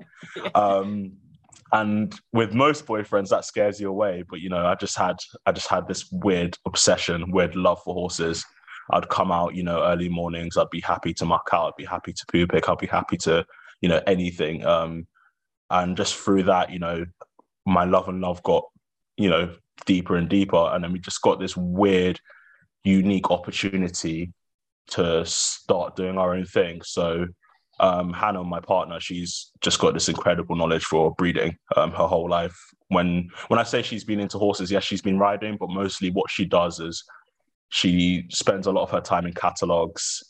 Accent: Welwyn Garden City, East of England, United Kingdom; moved away as an adult; now in Wiltshire, United Kingdom; I grew up in Hertfordshire, which is quote unquote countryside

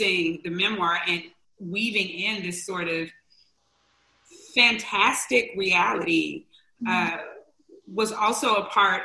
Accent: Mississippi, United States; I was raised in Mississippi

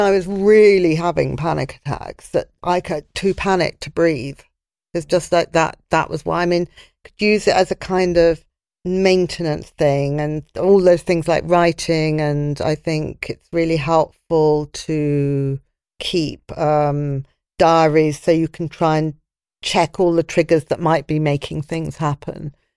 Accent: London, United Kingdom; I was brought up in London and my friends were all in London

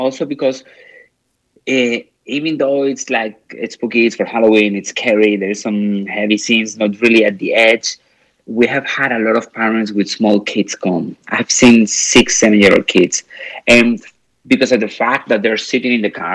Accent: Madrid, Community of Madrid, Spain; moved away; I'm originally from Spain, from Madrid.

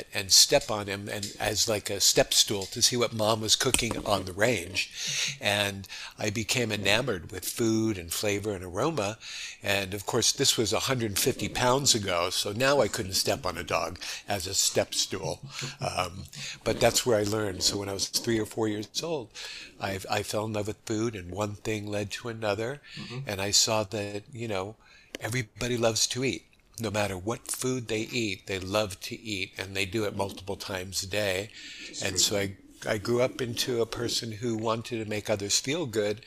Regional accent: Los Angeles, California, United States; moved away as an adult; also born or lived in New York, United States; now in Honolulu, United States; I was born in New York and grew up there till the age of 10. And that's when my family moved to Los Angeles.

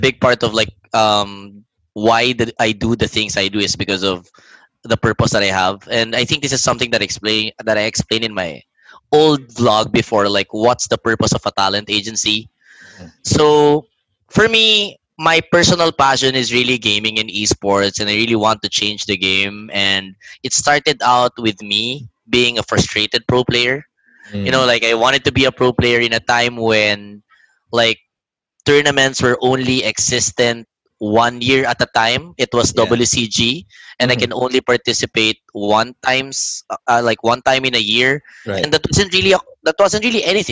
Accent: Japan; also born or lived in Manila, Philippines; now in Philippines; I grew up in Japan and I can speak Japanese.

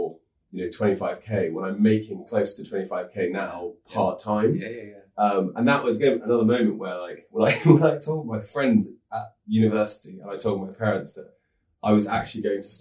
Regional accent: near Kingston, London, United Kingdom; I grew up in like near Kingston.

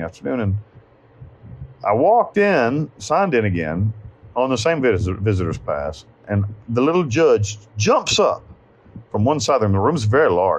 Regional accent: United States; moved away as an adult; also born or lived in Panama; I'm an American

